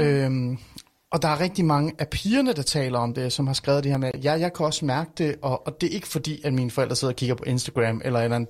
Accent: Iran; now in Denmark; jeg er fra Iran oprindeligt

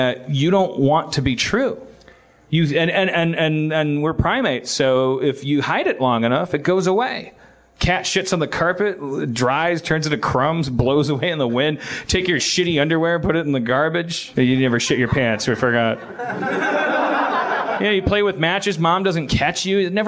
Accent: Wisconsin, United States; I'm from Wisconsin.

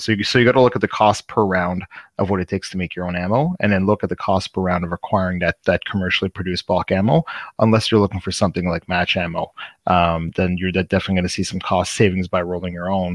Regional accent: Canada's East Coast, Canada; I'm um, from Canada's East Coast

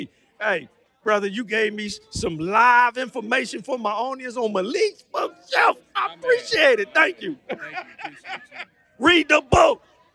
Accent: Washington, District of Columbia, United States; moved away as an adult; also born or lived in Prince George's County, Maryland; now in California, United States; I'm from D.C., born and raised. Went to Oxon Hill High School.

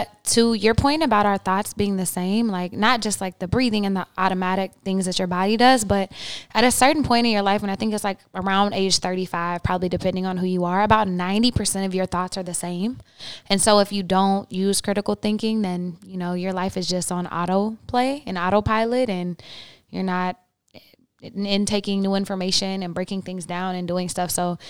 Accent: the South, United States; especially growing up in the South and in the Bible Belt

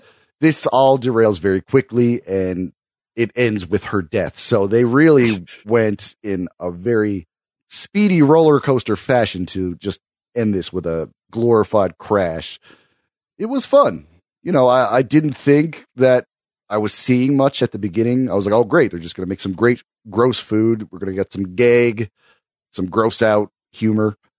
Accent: Canada; I am too Canadian

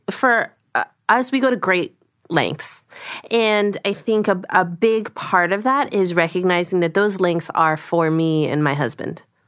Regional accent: United States; first language Korean; English is a second language; grew up in a household speaking Korean, so my first language is Korean. I learned English you know, by being in America

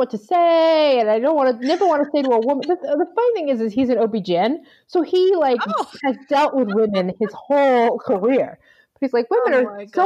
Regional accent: Long Island, New York, United States; also born or lived in Galveston, Texas; now in Chicago, United States; I grew up on Long Island

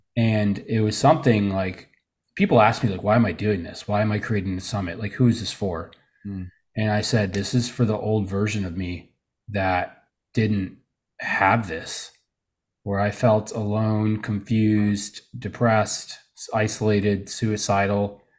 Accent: Trenton, New Jersey, United States; born there; I was born in New Jersey, you know, Trenton, New Jersey, to be exact, you know, the nice part of it.

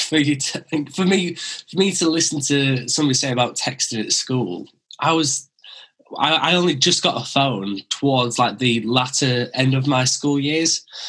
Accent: Wakefield, Yorkshire and the Humber, United Kingdom; accent: Brummy; also born or lived in West Bromwich; I was born in West Bromwich near Birmingham, and then I moved to Wakefield when I was five

